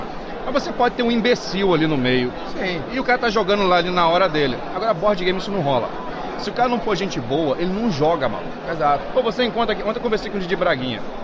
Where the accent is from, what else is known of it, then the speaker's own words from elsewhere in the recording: Nova Friburgo, Rio de Janeiro, Brazil; somos de Nova Friburgo.